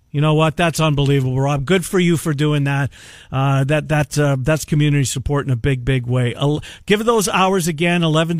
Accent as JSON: {"language": "English", "country": "Canada", "moved": "yes", "lives_now": "United States", "said": "being a Canadian"}